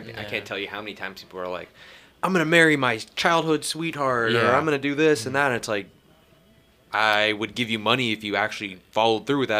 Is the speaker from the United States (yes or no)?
yes; Ketchikan, Alaska, United States; I'm from Ketchikan, Alaska.